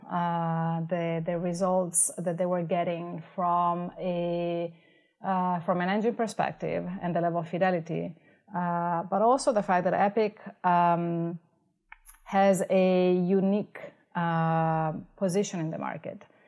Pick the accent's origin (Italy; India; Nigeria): Italy; moved away as an adult; now in Los Angeles, United States; I came from Italy for my master's in piano performance.